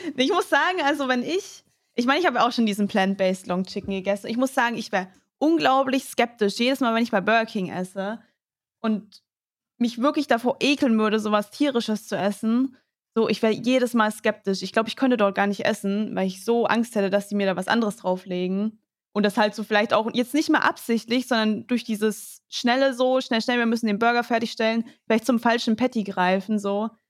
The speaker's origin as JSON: {"language": "German", "town": "Mannheim", "region": "Baden-Württemberg", "country": "Germany", "said": "Ich komme ja aus Mannheim"}